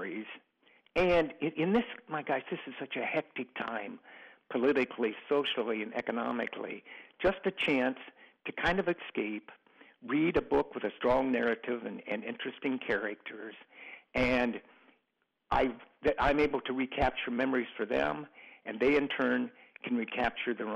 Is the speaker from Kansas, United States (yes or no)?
no; small Ohio town, United States; a dormitory that had more students than my hometown had people